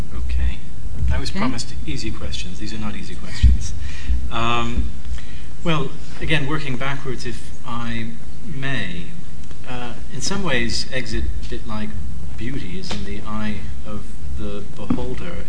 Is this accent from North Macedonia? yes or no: yes; North Macedonia; I come from Macedonia